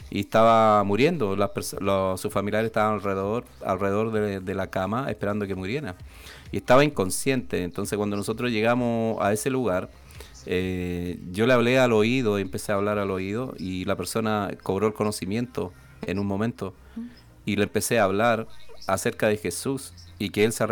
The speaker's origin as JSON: {"language": "Spanish", "country": "Chile", "also_born_or_lived": "Spain", "said": "cuando volví a Chile me costó hablar como chileno, todavía, todavía me queda un poquito distinto, aunque en, eh, la parte donde estábamos nosotros en España era en el sur."}